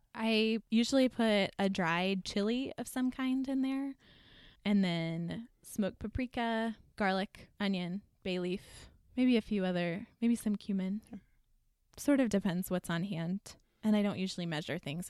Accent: Texas, United States; moved away as an adult; I'm from Texas

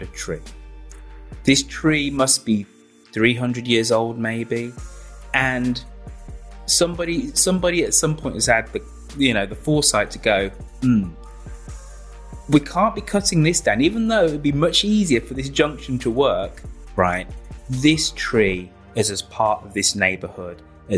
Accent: Birmingham, West Midlands, United Kingdom; My hometown, Birmingham

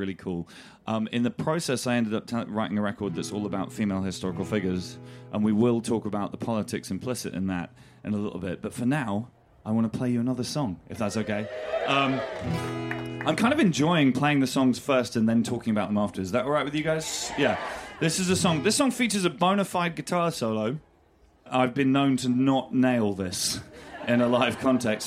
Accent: Winchester, South East England, United Kingdom; When I was a kid, I grew up in Winchester

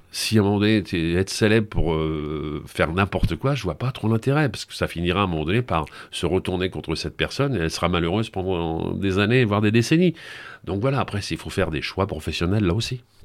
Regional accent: Paris region, Île-de-France, France; moved away; also born or lived in Brittany; je suis né en Bretagne, mais après j'ai vécu mon adolescence et, une grande partie de mon enfance au Muron, en région parisienne

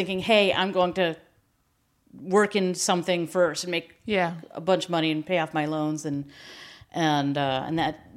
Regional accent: Cleveland, Ohio, United States; I grew up in Cleveland

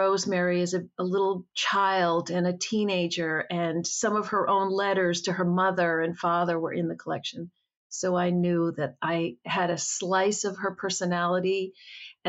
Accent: New England, United States; also born or lived in Boston; I grew up in New England

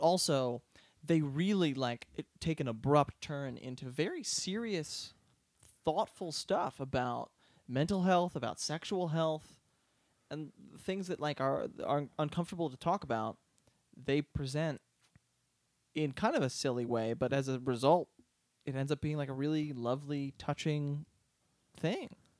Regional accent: outside of Philadelphia, Pennsylvania, United States; moved away; also born or lived in Boston; growing up outside of Philadelphia

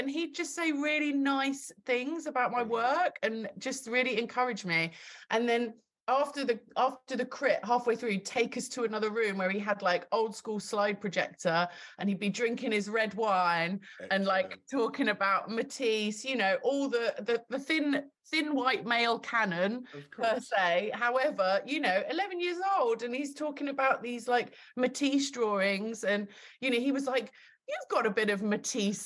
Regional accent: Kent, South East England, United Kingdom; I'm from Kent

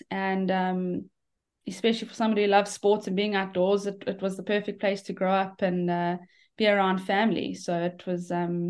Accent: South Africa; Yeah, I mean, a great upbringing. It's South Africa is brilliant for golf.

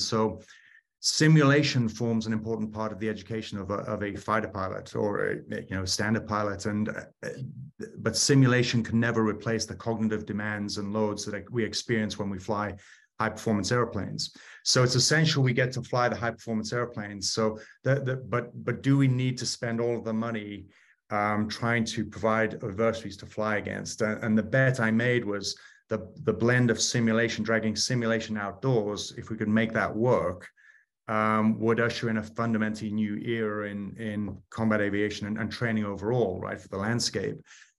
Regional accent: United Kingdom; now in United States; Started out as a Brit pilot and then came over to the US

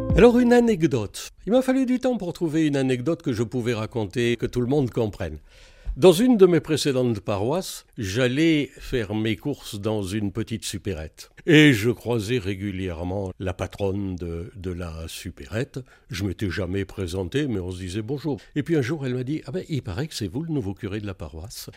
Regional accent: Valence, Auvergne-Rhône-Alpes, France; also born or lived in Algiers, Algeria; je suis né à Alger et mes parents m'ont fait rentrer en 62 parce que j'étais petit. Et depuis ce temps-là, eh ben, je suis dromois et en particulier donc de Valence

